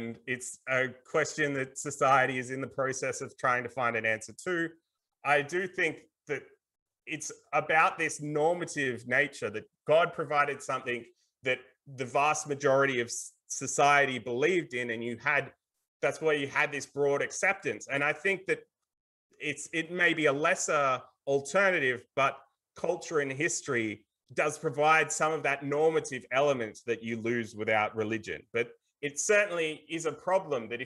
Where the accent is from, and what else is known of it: Australia